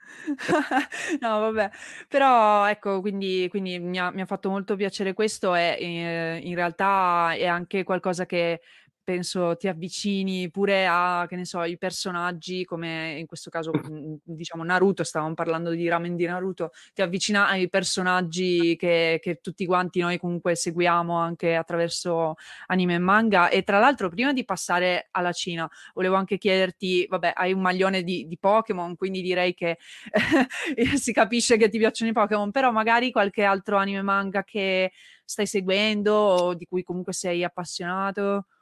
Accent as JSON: {"language": "Italian", "town": "Turin", "region": "Piedmont", "country": "Italy", "moved": "yes", "lives_now": "Veneto, Italy", "said": "io in realtà sono torinese"}